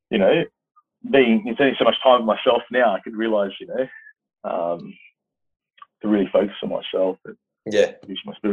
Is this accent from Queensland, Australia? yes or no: no; Sydney, New South Wales, Australia; I grew up in West Sydney, so I'm a Southwest Sydney boy